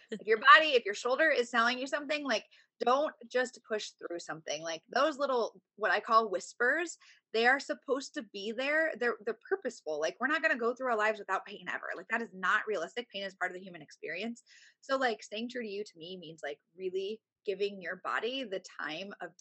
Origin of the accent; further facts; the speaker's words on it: Indiana, United States; now in Tampa, United States; I've only been here 7, cause I'm from the Midwest. I'm from Indiana.